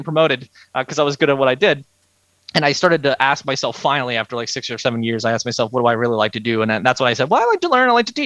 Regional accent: Pittsburgh, Pennsylvania, United States; moved away as an adult; also born or lived in Annapolis, Maryland / Washington, District of Columbia, United States; now in Myrtle Beach, United States; I'm from Pittsburgh originally.

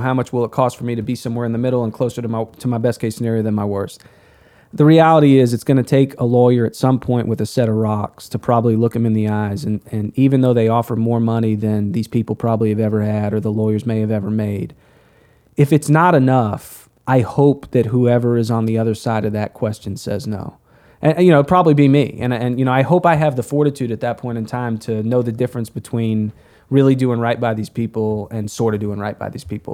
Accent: United States; as an American

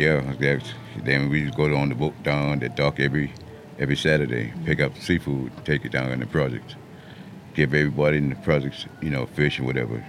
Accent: Mount Pleasant, South Carolina, United States; moved away as an adult; also born or lived in Florence, South Carolina; I was born up the in Mount Pleasant, you know, east of Cooper

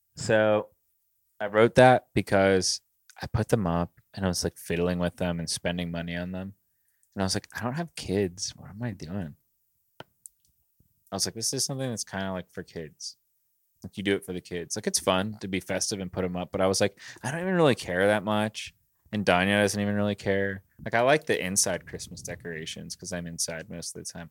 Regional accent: Pittsburgh, Pennsylvania, United States; I was born in Pittsburgh, I'm from here

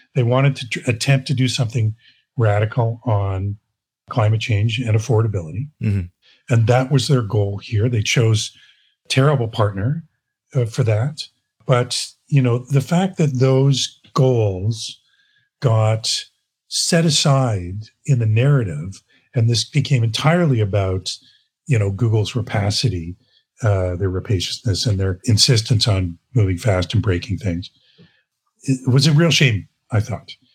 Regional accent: Brockville, Ontario, Canada; moved away as an adult; now in Toronto, Canada; I was born in Toronto, but I moved away. Uh, I grew up in Brockville, Ontario, came back here in the early 80s to go to theater school

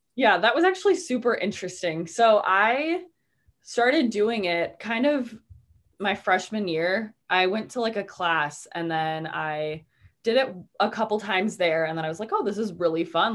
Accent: Waukegan, Illinois, United States; also born or lived in Kenosha, Wisconsin / Milwaukee, Wisconsin; I live in Waukegan, Illinois

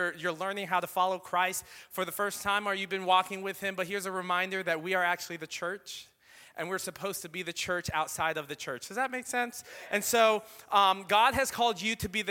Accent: Philippines; I am Filipino

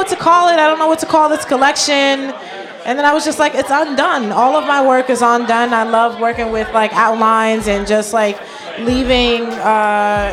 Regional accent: Paterson, New Jersey, United States; I'm from Paterson, New Jersey

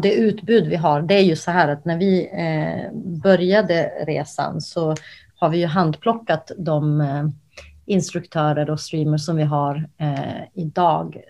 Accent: Kosovo; now in Sweden; jag är ursprungligen från Kosovo

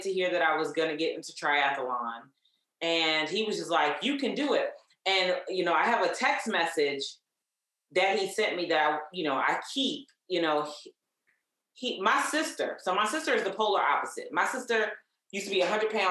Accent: Columbia, Maryland, United States; also born or lived in Nashville, Tennessee; I was born in Nashville, Tennessee. He brought me and my mom here in the late 70s for a better opportunity, better life. And I grew up in Columbia, Maryland

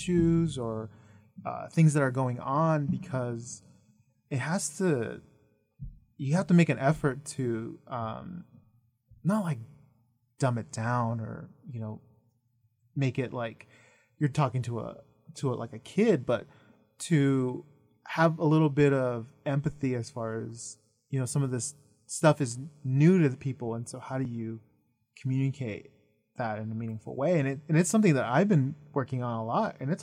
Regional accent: Idaho, United States; growing up in Idaho, I ended up translating a lot for, like, my mom and my family.

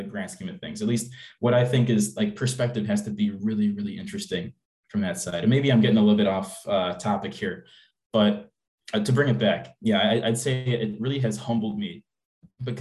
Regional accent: Tinley Park, Illinois, United States; moved away as an adult; also born or lived in South Bend, Indiana / Dublin, Ireland; my hometown of Tinley Park

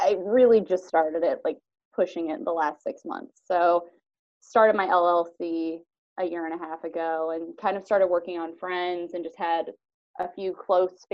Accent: Van Buren, Ohio, United States; now in White House, United States; I'm originally from Van Buren, Ohio, so graduated from Van Buren High School

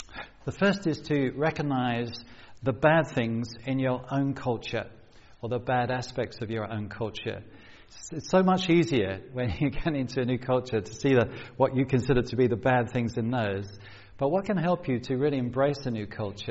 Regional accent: London, United Kingdom; moved away as an adult; also born or lived in South Coast, England / Cambridge, England; growing up on a council estate in South London

